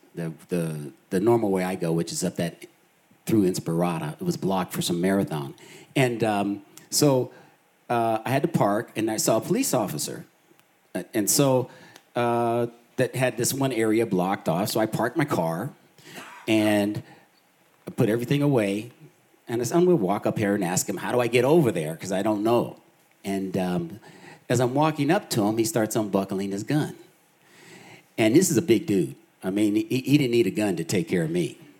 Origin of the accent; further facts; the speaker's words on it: Boulder, Colorado, United States; I was four years old, and um, my brother and I, my family moved to Boulder, Colorado